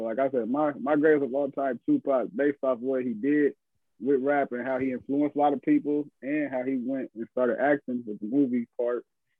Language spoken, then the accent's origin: English; West Coast, United States; because of the era I grew up in, being on the West Coast